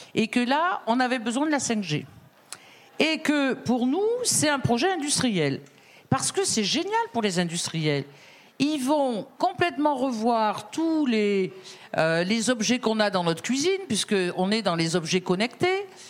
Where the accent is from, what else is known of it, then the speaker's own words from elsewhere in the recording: Drôme, Auvergne-Rhône-Alpes, France; moi je viens de la Drôme